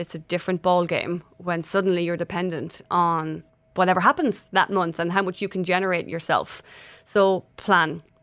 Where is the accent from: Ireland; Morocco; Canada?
Ireland; moved away; I'm Irish